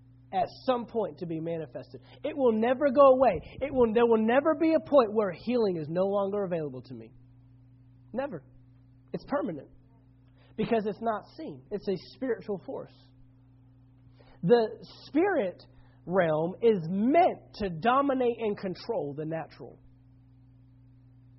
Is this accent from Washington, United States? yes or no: no; Dallas-Fort Worth area, Texas, United States; I grew up in the Dallas-Fort Worth area